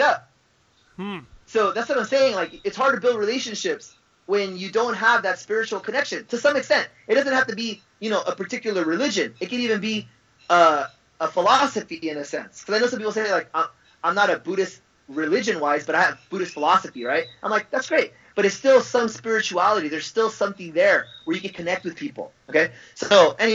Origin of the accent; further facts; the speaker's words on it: Los Angeles, California, United States; I'm an American. I was born in Los Angeles